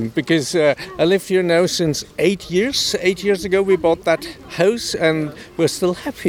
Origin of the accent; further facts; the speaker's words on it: Frankfurt, Hesse, Germany; moved away as an adult; now in Islay, United Kingdom; We are originally from Frankfurt in Germany. This means a big, big city, an international city.